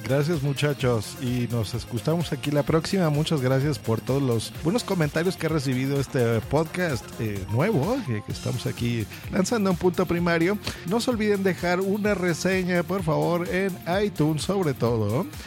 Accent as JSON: {"language": "Spanish", "country": "Mexico", "said": "yo también soy de México"}